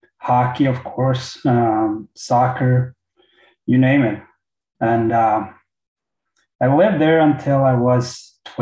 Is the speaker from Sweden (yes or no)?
yes; Småland, Sweden; also born or lived in Kalmar / Mora; My first time getting out of Småland